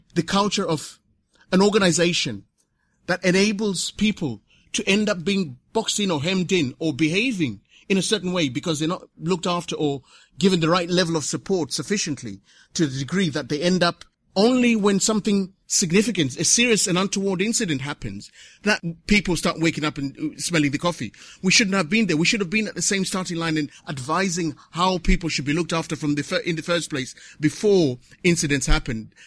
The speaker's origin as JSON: {"language": "English", "country": "Zimbabwe", "also_born_or_lived": "Waltham Forest, London", "moved": "yes", "lives_now": "London, United Kingdom", "said": "coming from Southern Africa, because this is where I come from, I come from Zimbabwe"}